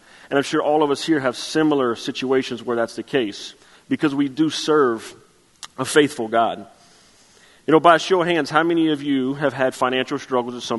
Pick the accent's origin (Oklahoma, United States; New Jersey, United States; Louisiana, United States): Louisiana, United States; Chauvin; I'm from Chauvin, Louisiana